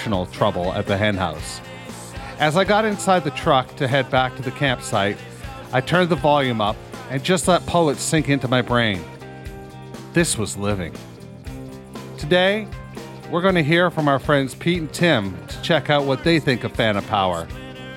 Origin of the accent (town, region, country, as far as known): Canada